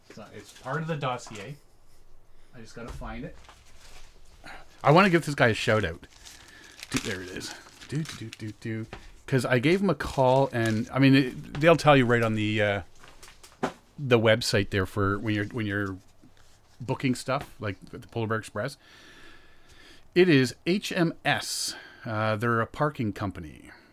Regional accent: Ajax, Ontario, Canada; I'm from Ajax

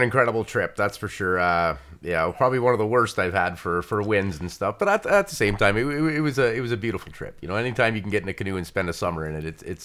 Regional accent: Atikokan, Ontario, Canada; I'm from Atticoken, Ontario

